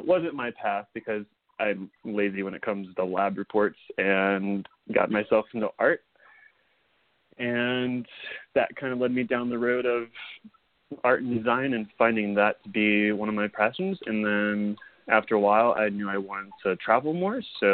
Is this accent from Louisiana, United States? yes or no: yes; St. Francisville, Louisiana, United States; I'm originally from Louisiana. I grew up in a very small town called St. Francisville.